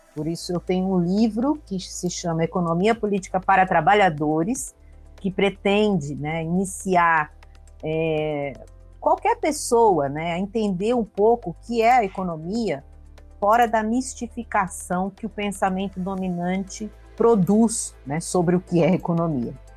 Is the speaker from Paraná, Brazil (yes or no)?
no; São Paulo, Brazil; moved away as an adult; now in Vitória da Conquista, Brazil; eu sou paulistana de nascença, mas moro há nove anos em Vitória da Conquista, na Bahia